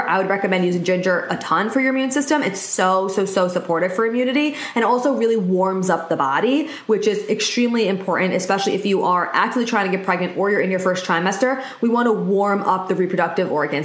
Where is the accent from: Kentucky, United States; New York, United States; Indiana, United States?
New York, United States; I'm specifically from New York